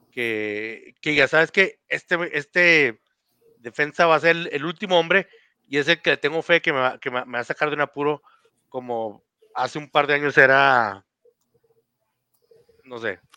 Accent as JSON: {"language": "Spanish", "country": "Mexico"}